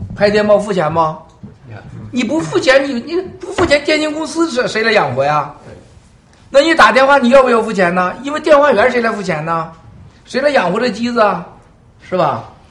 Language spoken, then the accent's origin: Chinese; Shandong, China; moved away as an adult; now in New York, United States; 我老家我就这地方长大